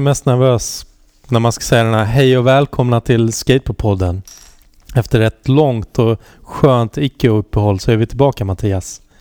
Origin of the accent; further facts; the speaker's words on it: Halmstad, Halland County, Sweden; jag är uppvuxen i Halmstad